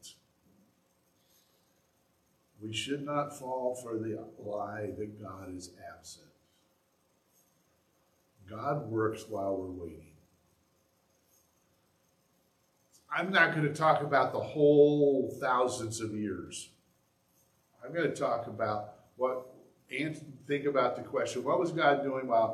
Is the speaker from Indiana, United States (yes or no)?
yes; Indiana, United States; moved away as an adult; now in Bay City, United States; I grew up in Indiana, but I've lived in Bay City for 30 years